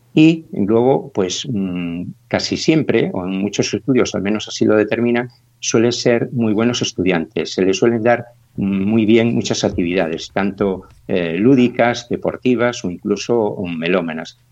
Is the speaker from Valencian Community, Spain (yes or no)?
no; Cantabria, Spain; moved away as an adult; now in Galicia, Spain; yo soy de Cantabria, pues llevo aquí ya más de 30 años